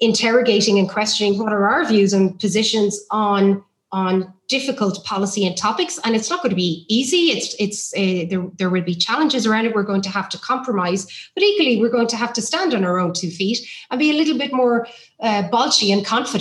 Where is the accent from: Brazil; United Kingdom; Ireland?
Ireland; as an Irish person